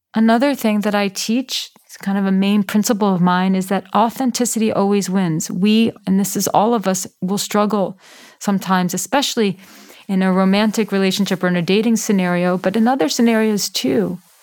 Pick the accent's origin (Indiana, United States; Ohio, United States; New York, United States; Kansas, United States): New York, United States; New York City; I grew up in New York City. I grew up in Manhattan